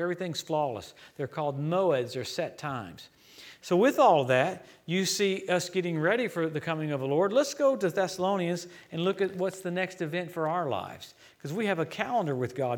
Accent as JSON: {"language": "English", "region": "Louisiana", "country": "United States", "tie": "born or raised there", "also_born_or_lived": "Tulsa", "moved": "yes", "said": "I grew up in Louisiana"}